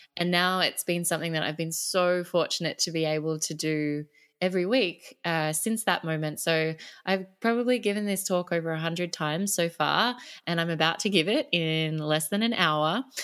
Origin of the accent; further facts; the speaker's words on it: Sydney, New South Wales, Australia; now in Phuket, Thailand; I am an Australian girl. Grew up in Sydney.